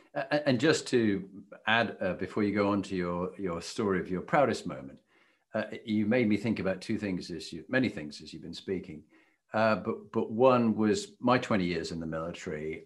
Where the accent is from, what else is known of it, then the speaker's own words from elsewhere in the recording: United Kingdom; as a Brit